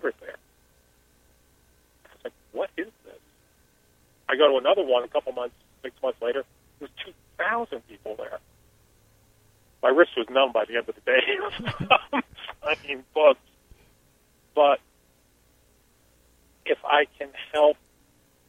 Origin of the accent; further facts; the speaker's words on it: Newark, New Jersey, United States; moved away; I grew up in Newark, New Jersey.